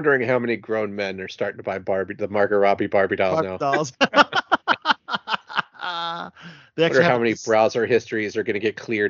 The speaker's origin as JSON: {"language": "English", "town": "Baltimore", "region": "Maryland", "country": "United States", "tie": "born or raised there", "said": "growing up in Baltimore"}